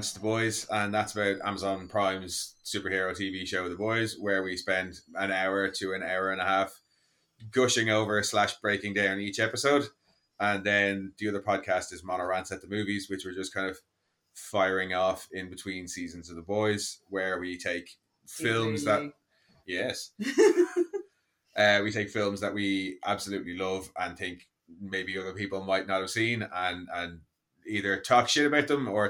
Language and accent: English; Ireland